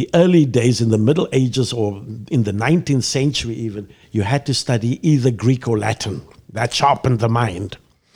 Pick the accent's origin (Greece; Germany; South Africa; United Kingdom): South Africa; Mossel Bay, Western Cape; moved away as an adult; now in Chicago, United States; I was born in Mossel Bay, a harbor town on the southern tip of Africa